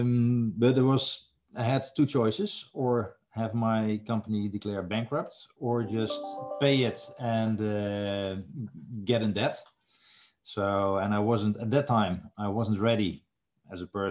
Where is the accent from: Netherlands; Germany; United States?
Netherlands; I am from the Netherlands, so it's the other side of the ocean